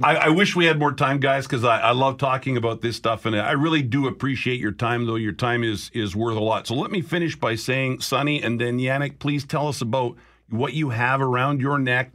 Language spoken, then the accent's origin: English; Picture Butte, Alberta, Canada; now in Manitoba, Canada; I grew up in Picture Butte.